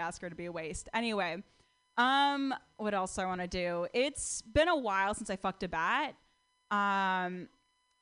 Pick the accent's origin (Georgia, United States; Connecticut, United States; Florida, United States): Connecticut, United States; now in California, United States; I'm from Connecticut